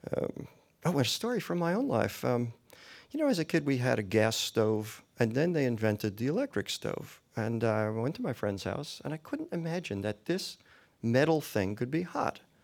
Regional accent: New York, United States; moved away as an adult; also born or lived in Los Angeles; my growing up in New York

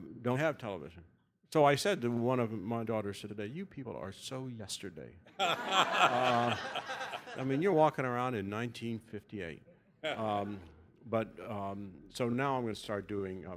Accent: Kansas City, Missouri, United States; now in New York City, United States; I grew up in Kansas City

